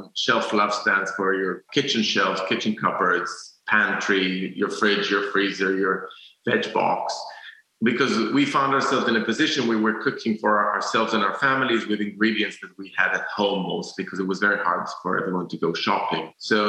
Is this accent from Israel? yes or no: yes; Jerusalem, Jerusalem District, Israel; I used to be like a purist because I grew up in Jerusalem